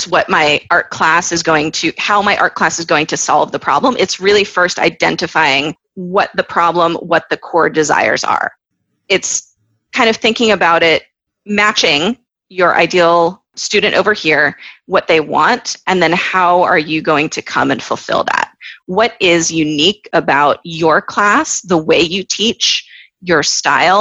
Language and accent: English; Florida, United States; moved away as an adult; also born or lived in New York; now in Israel; I went to NYU. I grew up in Florida. I live in Israel